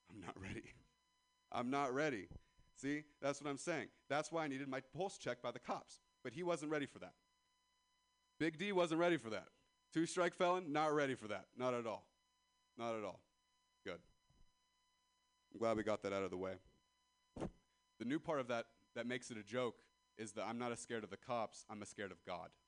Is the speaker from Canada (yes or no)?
no; Ripon, California, United States